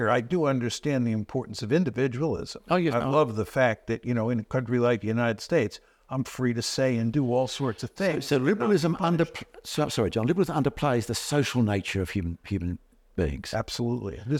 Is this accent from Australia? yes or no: yes; Australia